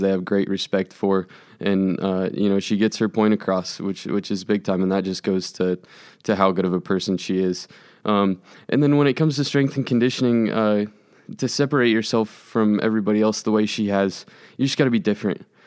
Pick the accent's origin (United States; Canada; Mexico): United States; Overland Park, Kansas; I grew up in Overland Park